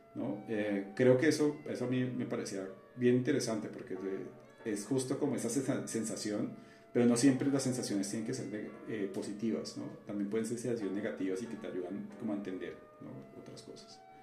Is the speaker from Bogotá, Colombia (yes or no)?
no; Cali, Valle del Cauca, Colombia; moved away as an adult; now in Mexico; mi ciudad, pero ciudad de la que yo soy, de Cali